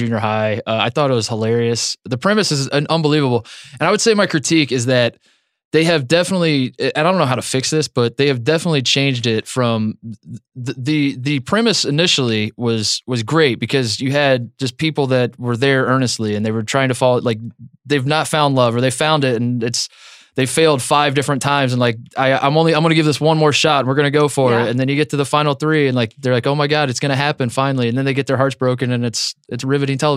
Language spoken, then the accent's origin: English; Indiana, United States; now in Ohio, United States; I'm from Indiana